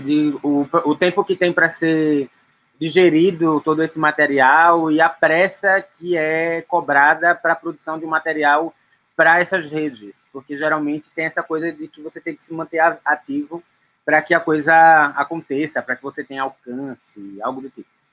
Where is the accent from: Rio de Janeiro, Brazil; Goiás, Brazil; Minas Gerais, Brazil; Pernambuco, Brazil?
Pernambuco, Brazil; Recife; now in São Paulo, Brazil; Eu sou de Recife, mas moro na cidade de São Paulo.